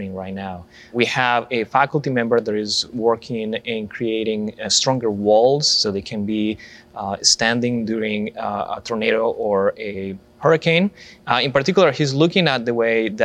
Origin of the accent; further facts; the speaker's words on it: Colombia; moved away as an adult; now in United States; I'm originally from Colombia